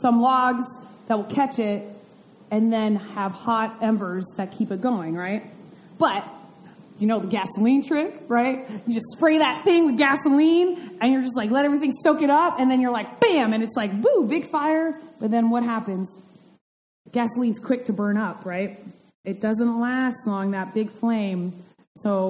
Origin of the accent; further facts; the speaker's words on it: Vermont, United States; I grew up in Vermont